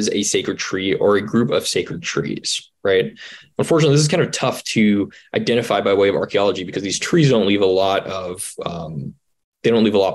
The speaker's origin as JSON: {"language": "English", "region": "Georgia", "country": "United States", "tie": "born or raised there", "said": "I grew up in Georgia and in North Georgia, there was a big push"}